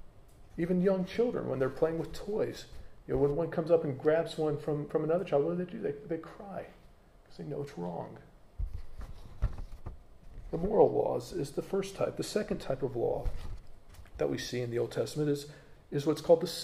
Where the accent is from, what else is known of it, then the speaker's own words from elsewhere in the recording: United States; accent: American; moved away as an adult; now in United Kingdom; there are habits that I have as an American that I probably will never change, even though I'm now a British citizen. You know, there's things about me that will always mark me out as being from America. You know, I can't change my accent.